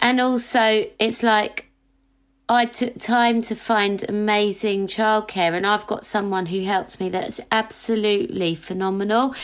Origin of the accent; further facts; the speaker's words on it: London, United Kingdom; growing up in Hackney it was like diverse and mixed